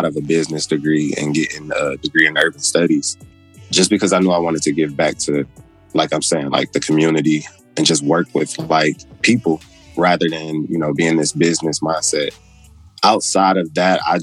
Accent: Detroit, Michigan, United States; now in Memphis, United States; I grew up, born and raised in Detroit

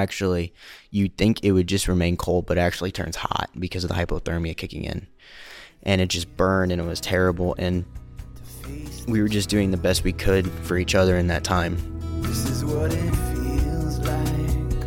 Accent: St. Louis, Missouri, United States; also born or lived in Guatemala; I am from St. Louis, Missouri, and I am a senior in high school

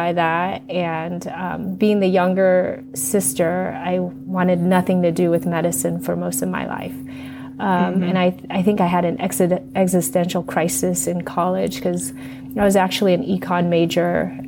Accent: Los Angeles, California, United States; now in Portland, United States; born and raised in Los Angeles to first generation parents

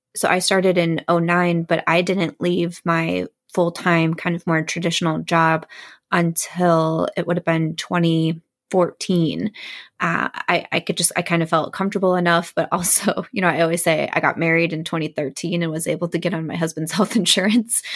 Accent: Midwest, United States; I'm from the Midwest

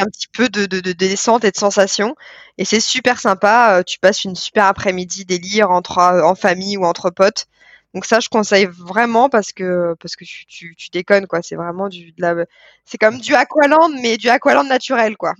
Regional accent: France; en tant que Français à l'étranger

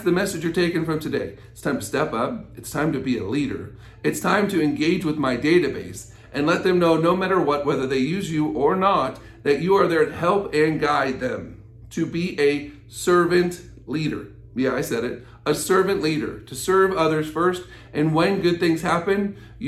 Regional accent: United States; as American citizens

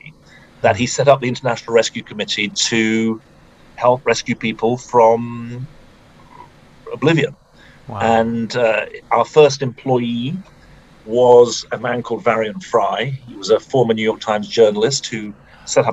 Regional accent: United Kingdom; moved away as an adult; now in United States; I'm from the UK

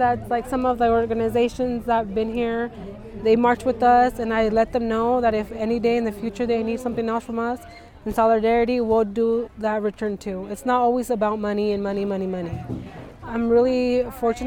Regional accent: Skagit, Washington, United States; I was born and raised here in Skagit. So my whole life I've lived here

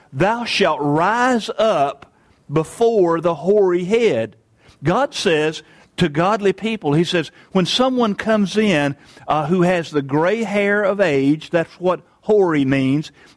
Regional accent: United States; I'm an American

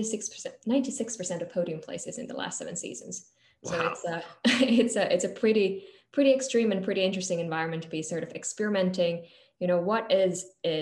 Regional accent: Finland; now in London, United Kingdom; I'm from Finland originally

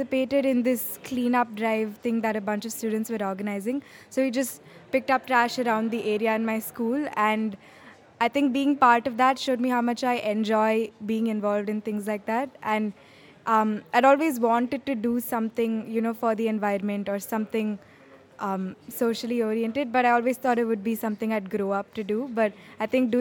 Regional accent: Bangalore, Karnataka, India; I'm from Bangalore, India.

